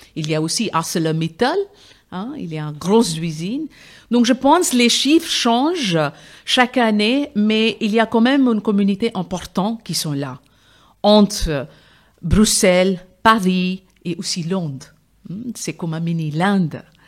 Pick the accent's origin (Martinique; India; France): India; French is a second language; now in Brussels, Belgium; je viens de l'Inde, mon père de Rajasthan, donc c'est les guerriers Rajput, et ma mère vient de Calcutta